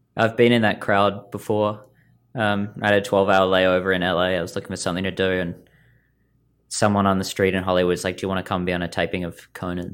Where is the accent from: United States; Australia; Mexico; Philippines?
Australia; moved away as an adult; now in Vancouver, Canada; I've only lived here for a year. I'm from Australia